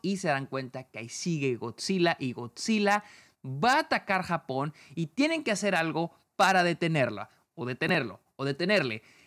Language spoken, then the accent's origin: Spanish; Mexico; yo como mexicano